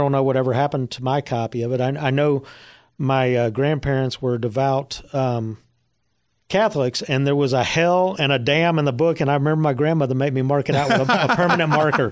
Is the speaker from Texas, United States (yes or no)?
yes; Dallas, Texas, United States; also born or lived in Fort Worth, Texas; a DFW native. I was born in Fort Worth and grew up on the Dallas side